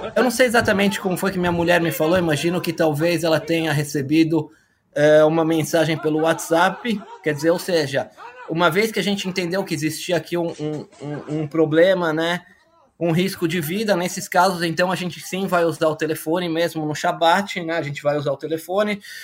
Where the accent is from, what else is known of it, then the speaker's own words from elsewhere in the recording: Brazil; moved away as an adult; now in Israel; eu sou brasileiro, nascido em 71, Sou formado pela Escola Politécnica